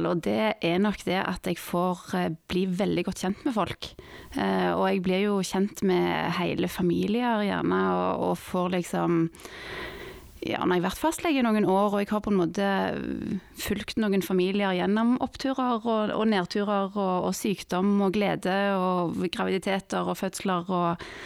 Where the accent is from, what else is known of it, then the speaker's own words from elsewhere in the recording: Madagascar; also born or lived in Norway / France; Nei, jeg ble født eh, i Norge. Eh, og, men vi flytta ut når jeg var, var liten. Eh, etter et år i Norge så flytta vi bodde ett år i Frankrike, og så flytta vi til Madagaskar.